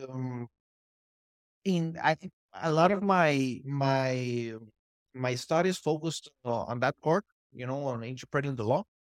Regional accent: Honduras; I'm a Honduran, I'm, I was born in Honduras

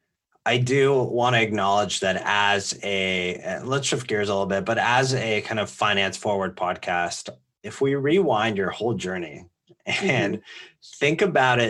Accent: Bay Area, California, United States; Growing up in the Bay Area

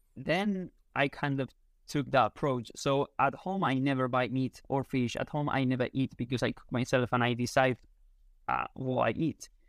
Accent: Spain; first language Spanish; English is a second language; also born or lived in United Kingdom; in Spain, we go out at night, like, very late

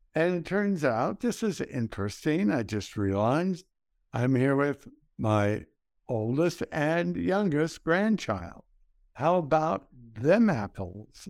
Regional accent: El Paso, Texas, United States; I grew up in El Paso, Texas. I grew up in the west side of El Paso.

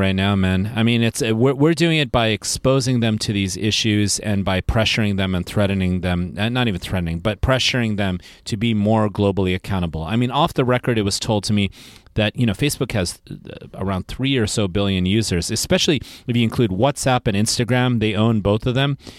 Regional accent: Silicon Valley, California, United States; I'm from Silicon Valley

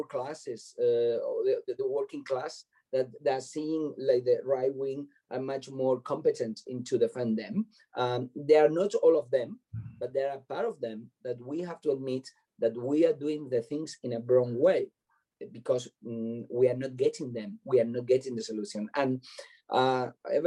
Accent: Tenerife, Canary Islands, Spain; English is a second language; moved away; also born or lived in Madrid / London; I'm from Canary Islands. I'm from Tenerife.

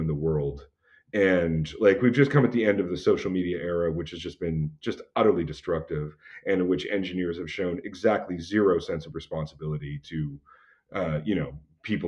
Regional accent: Alberta, Canada; I'm from Alberta

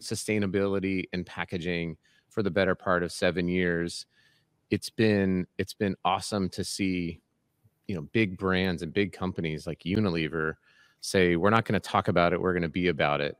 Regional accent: United States; raised in America

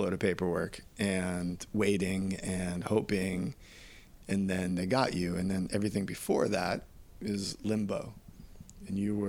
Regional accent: New York City, New York, United States; I was born in New York City

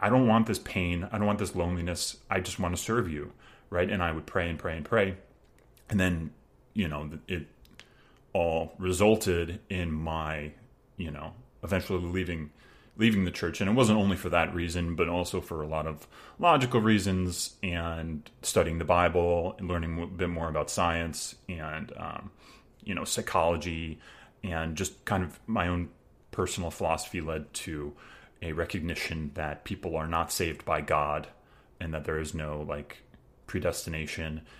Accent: Long Island, New York, United States; I grew up in the Long Island suburbs

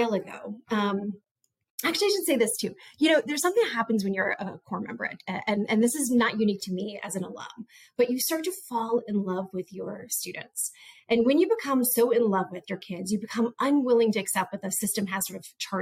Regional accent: Montgomery, Maryland, United States; moved away as an adult; also born or lived in New Orleans / Compton; my public education that I had received growing up in Montgomery, Maryland

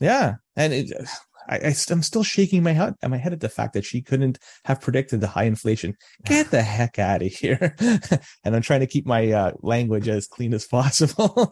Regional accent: Toronto, Ontario, Canada; now in Oakville, Canada; I was born and raised in Toronto

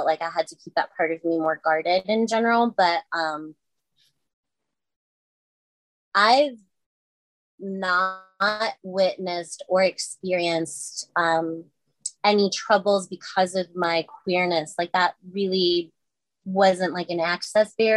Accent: Madison, Wisconsin, United States; moved away as an adult; now in Chicago, United States; I was born and raised in Madison, Wisconsin

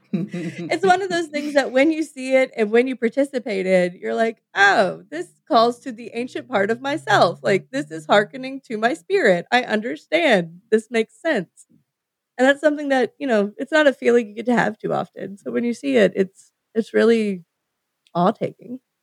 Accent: United States; as an American

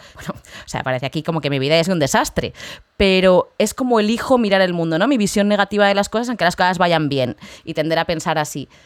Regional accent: Spain; moved away; soy española

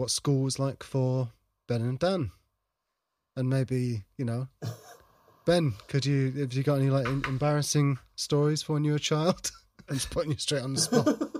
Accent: Cheshire, North West England, United Kingdom; I grew up in Cheshire. Cheshire. I'm a country bumpkin in Cheshire.

